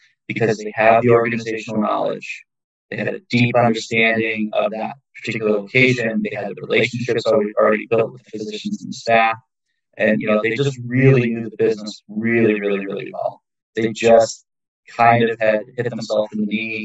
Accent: Chicago, Illinois, United States; moved away; I'm from Chicago.

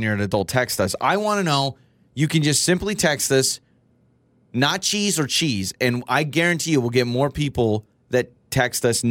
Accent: the West, United States; I'm from the West

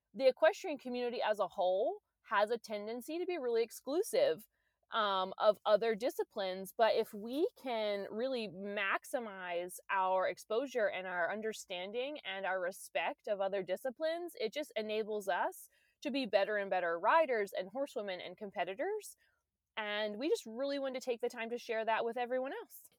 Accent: Maryland, United States; now in Virginia, United States; we're both from Maryland, I live in Virginia

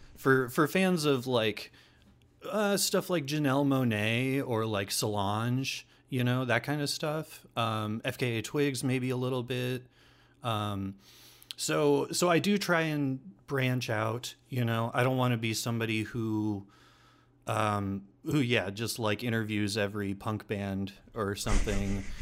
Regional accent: Des Moines, Iowa, United States; also born or lived in Kelly, Iowa / Ames, Iowa / Portland, Oregon / Creston, Iowa; I pretty much grew up in Des Moines

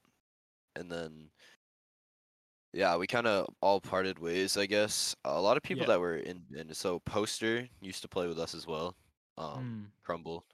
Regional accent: United States; I'm from America.

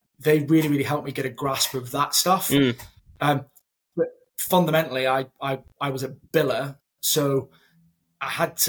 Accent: Edinburgh, Scotland, United Kingdom; moved away as an adult; now in Manchester, United Kingdom; When I was relocated from Edinburgh to Manchester, those first couple of months, I was what on earth am I doing? I've left a successful desk, a successful team, and now I'm in a new city, new environment. This Scottish lad, can't tell by the accent now, it's completely gone.

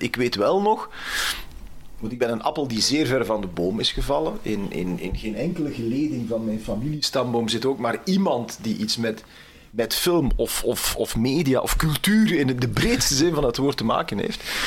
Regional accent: Temse, Flanders, Belgium; Ik ben van Temse, Oost-Vlaanderen

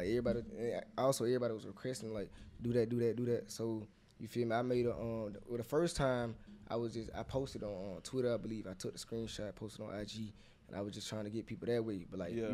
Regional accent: Payville, Georgia, United States; also born or lived in Albany, Georgia; I'm from a little town called Payville, but, like, I was born in Albany

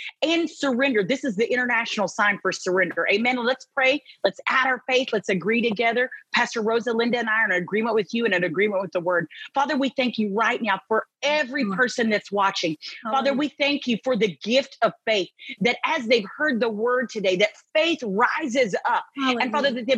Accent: Texas, United States; I'm from Texas

